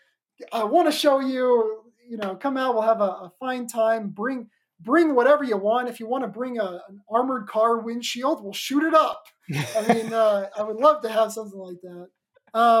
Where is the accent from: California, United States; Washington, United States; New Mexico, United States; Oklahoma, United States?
Oklahoma, United States; my home state, the freedom-loving Oklahoma